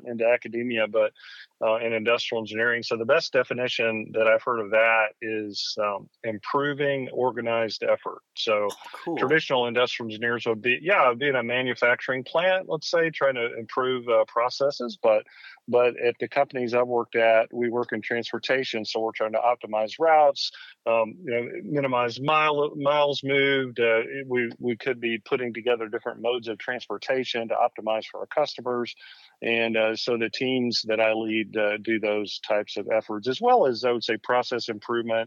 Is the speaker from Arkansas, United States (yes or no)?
yes; Northwest Arkansas, United States; also born or lived in Norman, Oklahoma; I was born in Oklahoma, raised in Arkansas.